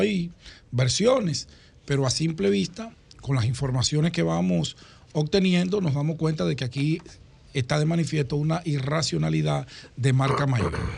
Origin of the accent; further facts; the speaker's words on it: Santo Domingo, Distrito Nacional, Dominican Republic; cerca de donde yo nací, en Cristo Rey